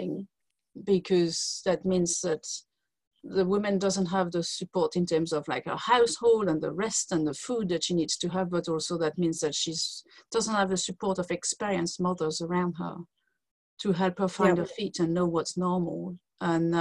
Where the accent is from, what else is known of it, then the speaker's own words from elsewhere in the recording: France; English is a second language; moved away as an adult; now in United Kingdom; As you can hear from my accent, I'm not from the UK. I was born in France, and I came to live in UK 23 years ago.